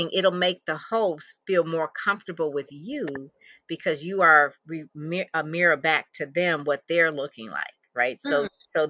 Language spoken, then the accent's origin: English; Detroit, Michigan, United States; I'm from Detroit. So we don't have that. It's like just regular Detroit